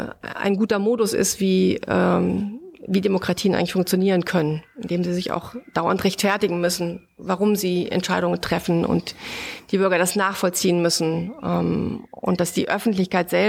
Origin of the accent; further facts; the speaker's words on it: Bavaria, Germany; Du kommst aus Mecklenburg-Vorpommern, ich komme aus Bayern mit einem italienischen Hintergrund.